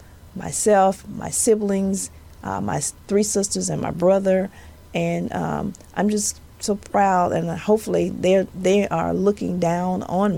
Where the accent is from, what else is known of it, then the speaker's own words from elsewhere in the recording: Monroe, Louisiana, United States; accent: southern; I'm sure you all have noticed my southern accent. And yes, I am from the dirty South. I'm from Louisiana. I am from the northern part